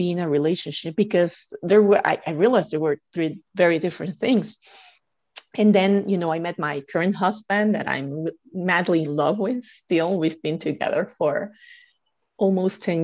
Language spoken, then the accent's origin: English; Guatemala; moved away; I'm originally from Guatemala